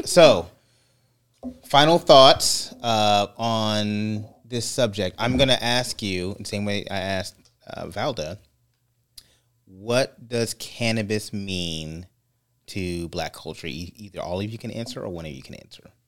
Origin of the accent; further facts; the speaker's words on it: California, United States; I'm Californian